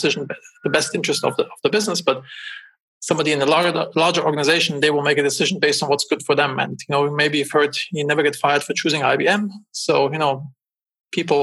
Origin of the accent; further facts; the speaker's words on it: Germany; moved away as an adult; also born or lived in Los Angeles, United States; now in United States; I'm originally from Germany.